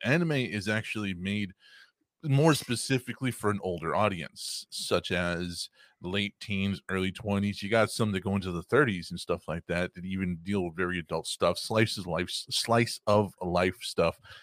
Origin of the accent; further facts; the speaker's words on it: Texas, United States; I am from Texas